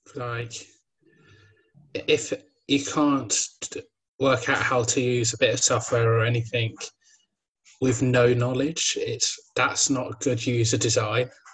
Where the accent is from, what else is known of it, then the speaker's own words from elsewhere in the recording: Midlands, United Kingdom; I'm from the Midlands, so we get some of Somerset's weather